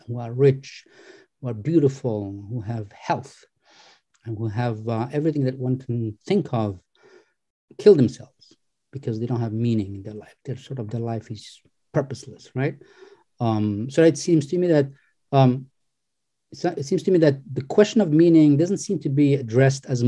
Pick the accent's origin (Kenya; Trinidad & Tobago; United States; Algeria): Algeria; I come from North Africa, Algeria, Muslim country